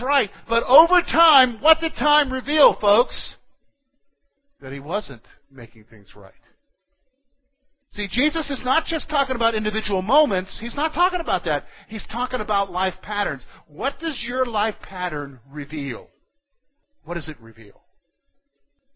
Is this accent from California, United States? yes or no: no; South Carolina, United States; moved away; I grew up in South Carolina